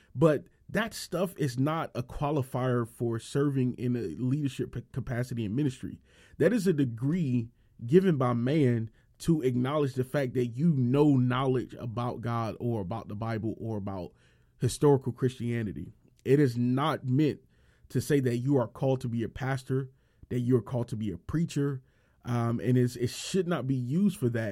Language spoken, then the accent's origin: English; Miami, Florida, United States; I was born and raised in Miami and Miami, Florida